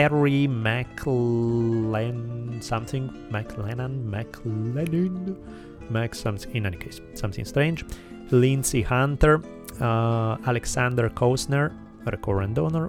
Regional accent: Italy; accent: Italian; English is a second language; moved away as an adult; now in United States

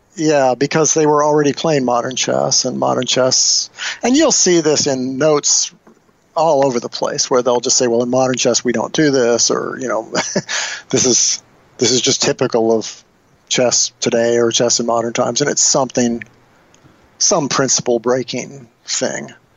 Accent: Nebraska, United States; when I was growing up in Nebraska

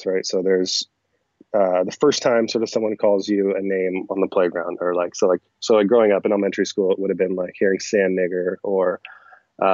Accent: Everett, Washington, United States; moved away as an adult; also born or lived in Cairo, Egypt / Des Moines, Iowa / Bothell, Washington; now in New York City, United States; I grew up in Everett with my when I was living with my parents, and then I grew up in a little suburb called Bothell after

